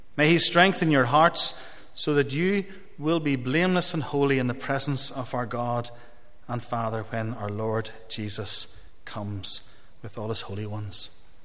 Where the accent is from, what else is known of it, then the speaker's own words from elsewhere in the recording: Dungannon, Northern Ireland, United Kingdom; moved away as an adult; also born or lived in Coleraine; now in Italy; originally, I'm from Dungannon, as is my wife Tracy